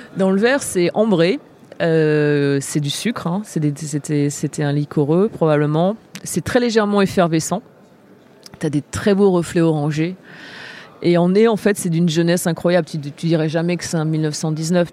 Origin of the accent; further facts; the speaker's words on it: Angers, Pays de la Loire, France; moved away; also born or lived in Nantes / La Rochelle; j'ai eu la chance de grandir à Angers. Principalement, j'ai un peu vécu à Nantes et je suis née à La Rochelle